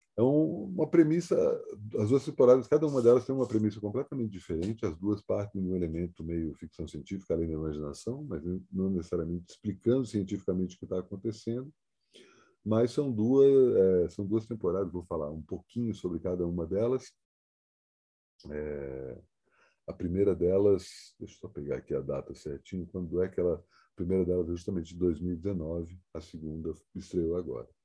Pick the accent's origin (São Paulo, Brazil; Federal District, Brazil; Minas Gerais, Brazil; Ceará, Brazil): Federal District, Brazil; Brasília; moved away; minha cidade de natal